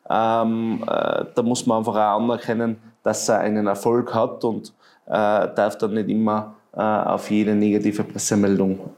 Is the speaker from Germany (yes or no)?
no; Tyrol, Austria; Ich glaube, ähm, man muss einmal vor dem René Benko als Tiroler schon den Hut ziehen für das, was er geschafft hat.